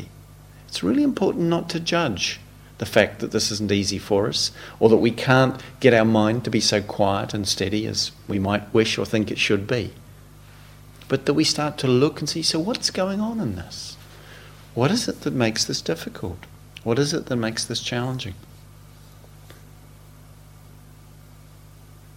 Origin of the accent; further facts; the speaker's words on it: New Zealand; moved away; When I was a teenager growing up in New Zealand in my late teens with my friends